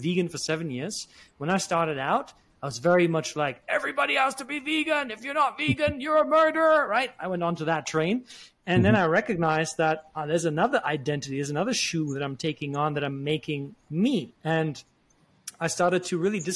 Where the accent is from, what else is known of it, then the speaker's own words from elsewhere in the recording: Germany; I grew up in Germany, half Italian, half German